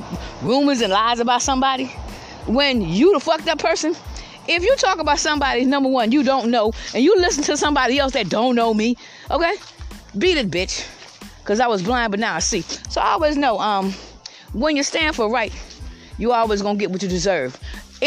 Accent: Georgetown, South Carolina, United States; moved away as an adult; also born or lived in Columbia, South Carolina; now in Lexington County, United States; I was in my hometown, Georgetown, which I'm back in Lexington County right now

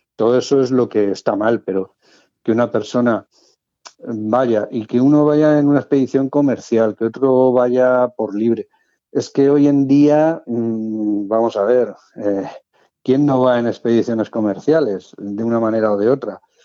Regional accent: Madrid, Community of Madrid, Spain; moved away as an adult; now in Cartagena, Spain; Nací en Madrid, por cuestión de trabajo aprobé las oposiciones de bombero en Cartagena y bueno, pues ya está, llevo ya viviendo 34 o 35 años en Cartagena

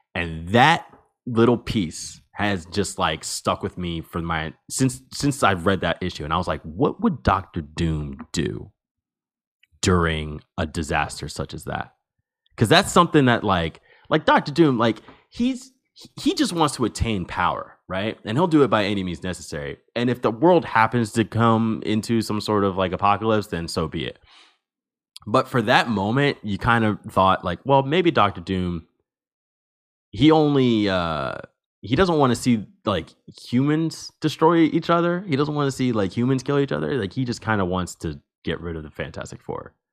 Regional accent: New Jersey, United States; I am from New Jersey, and I am from the state which has the highest rate of stolen vehicles in the nation

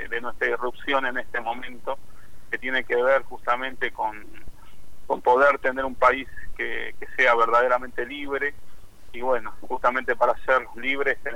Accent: Rosario, Santa Fe, Argentina; Bueno, yo soy aquí de la ciudad de Rosario, soy un pastor evangélico, eh, vengo de tercera generación de pastores dentro del movimiento evangélico

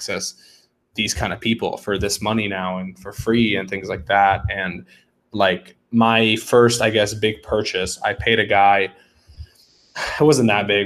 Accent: Atlanta, Georgia, United States; I've actually grown up here. I'm in Atlanta. I've grown up here my whole life

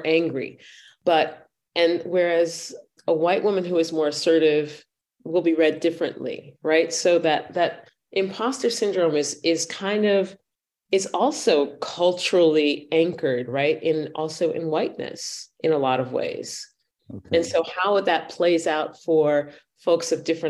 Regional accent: United States; first language English; moved away as an adult; now in Vienna, Austria; I am an African-American woman, middle-aged, mm-hmm. grew up in the United States

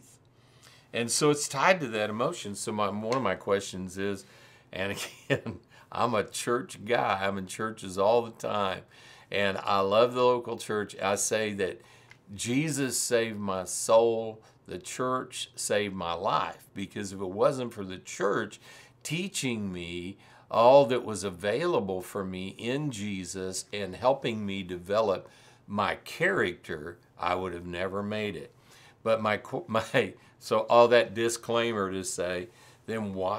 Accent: Missouri, United States; I'm from Missouri. We live in the show me state.

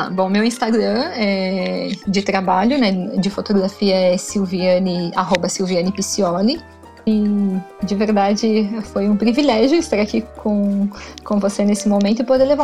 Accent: São Paulo, Brazil; now in Santiago, Chile; Nós viemos de São Paulo e quando a gente chegou, nossa, tava ligado no 220, né?

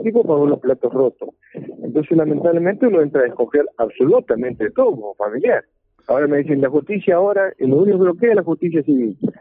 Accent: Argentina; como ciudadanos argentinos

